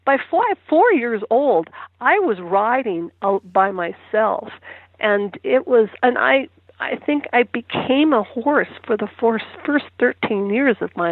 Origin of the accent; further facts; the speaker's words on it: Minnesota, United States; now in Trego, United States; I grew up on a dairy farm in Minnesota